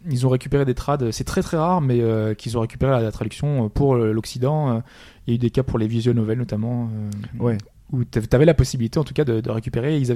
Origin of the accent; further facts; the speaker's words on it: France; On est français, on aime